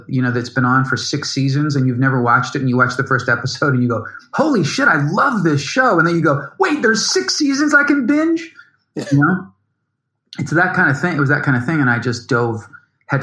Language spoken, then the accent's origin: English; Chicago, Illinois, United States; I grew up in Chicago